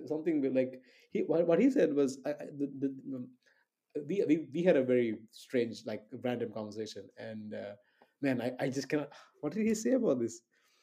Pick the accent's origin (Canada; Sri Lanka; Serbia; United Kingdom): Sri Lanka; I'm from Sri Lanka